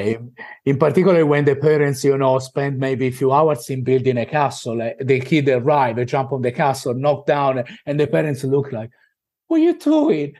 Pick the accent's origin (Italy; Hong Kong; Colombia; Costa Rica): Italy; accent: Italian; moved away as an adult; now in Australia